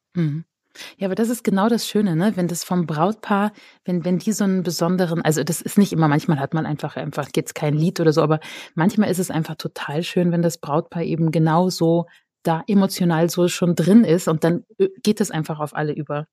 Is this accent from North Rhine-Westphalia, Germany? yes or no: yes; near Cologne, North Rhine-Westphalia, Germany; now in Austria; komme ich aus dem Rheinland ursprünglich, aus der Nähe von Köln